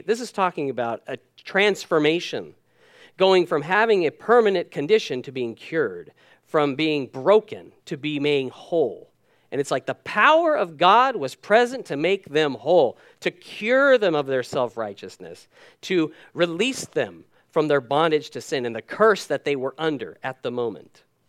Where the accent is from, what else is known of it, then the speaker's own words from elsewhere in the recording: United States; moved away; I'm American by birth. Dual citizen now